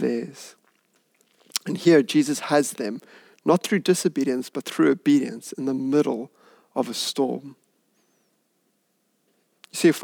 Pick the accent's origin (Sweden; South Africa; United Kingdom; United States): South Africa; Hout Bay, Western Cape; I grew up in Hout Bay